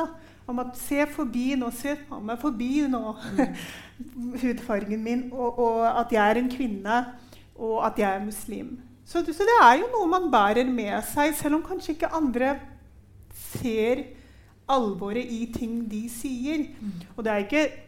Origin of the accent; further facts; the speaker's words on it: Norway; dette er Norge, og vi er nordmenn